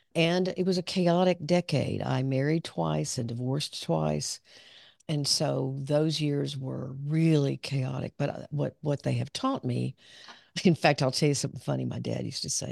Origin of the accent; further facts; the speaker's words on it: Pine Bluff, Arkansas, United States; moved away as an adult; also born or lived in Dallas; I grew up down in southern Arkansas